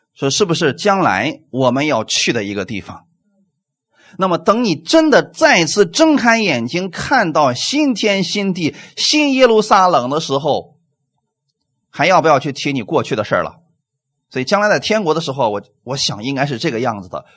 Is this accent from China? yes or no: yes; China